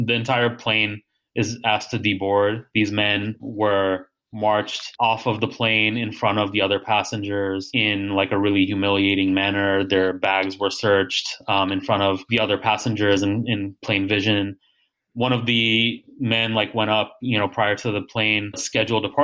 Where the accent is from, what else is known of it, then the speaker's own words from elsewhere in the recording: United States; I was born here